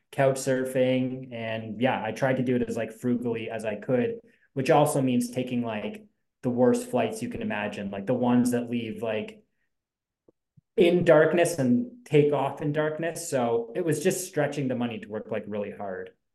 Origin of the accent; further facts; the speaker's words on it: Ontario, Canada; we're from Ontario